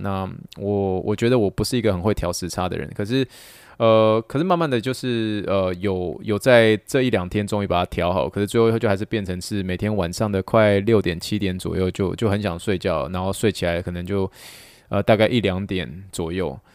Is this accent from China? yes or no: no; Taiwan; moved away; 台湾的美食世界第一。这是可能是我们真的从小就这样子吃吃吃吃这样子长大